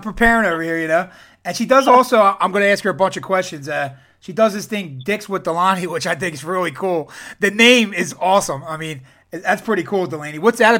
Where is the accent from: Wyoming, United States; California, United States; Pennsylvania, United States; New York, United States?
Pennsylvania, United States; Philadelphia; And I got an accent, too. So if I'm saying something you can't understand, just let me know, because I'm from Philadelphia.